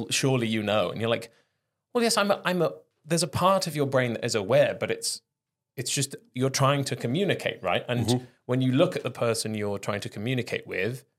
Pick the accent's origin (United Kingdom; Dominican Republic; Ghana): United Kingdom; Wales; first language Welsh; English is a second language; Welsh is my first language